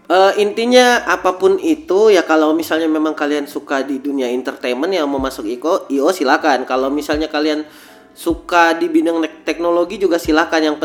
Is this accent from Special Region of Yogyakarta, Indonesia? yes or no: no; Makassar, South Sulawesi, Indonesia; karena saya pengen kotaku juga bisa lebih maju lah, bisa bersaing sama ibu kota. Iya, ajari juga supaya ndak suka cerita jelek orang. Kalau kembali ke Makassar, tak.